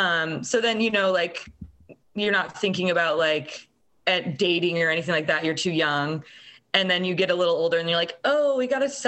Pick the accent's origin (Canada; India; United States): United States; Altoona, Iowa; my hometown of Altoona, Iowa